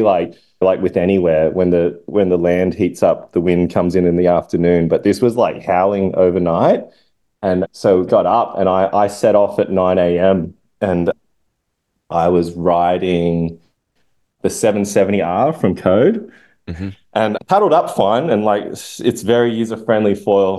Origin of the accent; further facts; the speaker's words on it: Sydney, New South Wales, Australia; my hometown, Maroubra